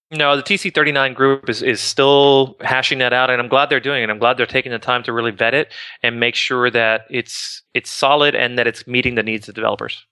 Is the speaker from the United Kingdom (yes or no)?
no; Miami, Florida, United States; also born or lived in Boca Raton, Florida; I grew up in Miami